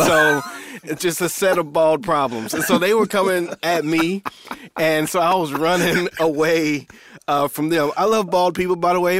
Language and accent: English; Indiana, United States; so I'm from Indiana, so we grew up in Indiana